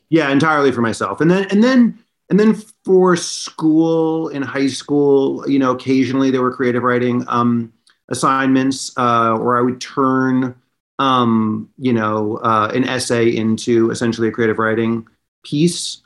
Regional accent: Los Angeles, California, United States; moved away; also born or lived in New York; I lived in in Westwood, which was right by Westwood Village

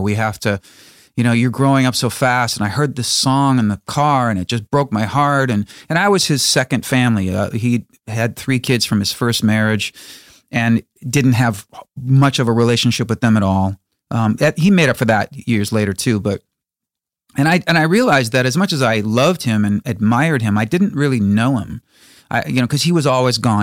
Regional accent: Chicago, Illinois, United States; my hometown of Chicago

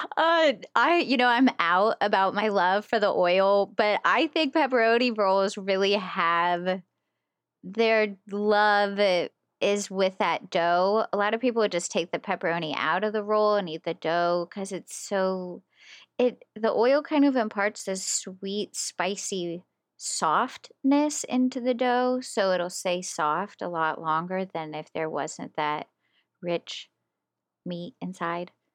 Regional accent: West Virginia, United States; now in Pittsburgh, United States

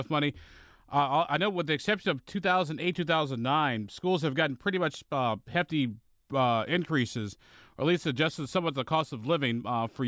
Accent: Illinois, United States; moved away as an adult; now in Indiana, United States; I'm from Illinois

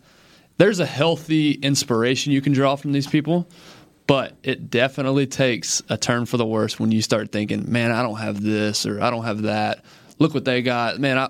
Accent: Rio de Janeiro, Brazil; born there; Well, I was not. I was born in Rio de Janeiro, Brazil.

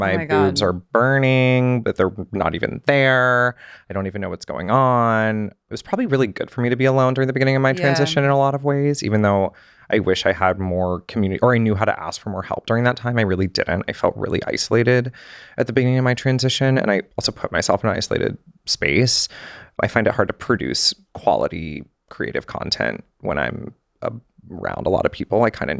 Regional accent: the South, United States; I had this like glamorization of Hollywood and like fame and celebrity and growing up in the South.

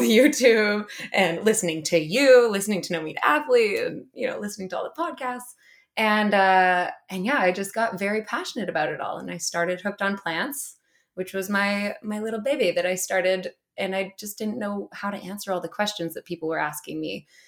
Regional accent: Whistler, British Columbia, Canada; I grew up in Whistler

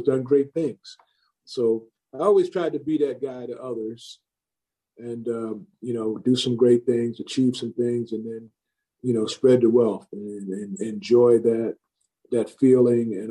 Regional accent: Long Island, New York, United States; I grew up on Long Island

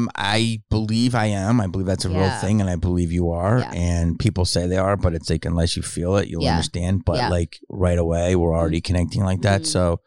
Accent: Philadelphia, Pennsylvania, United States; But I grew up in Philly.

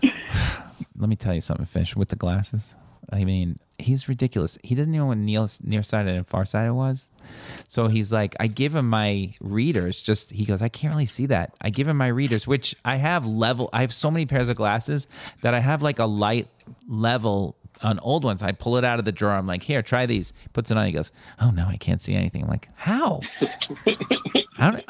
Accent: New York, United States; We don't do that in New York

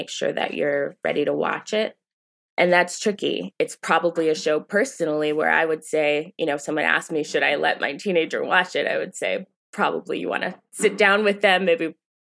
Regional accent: Maryland, United States; as a teenager growing up in Maryland

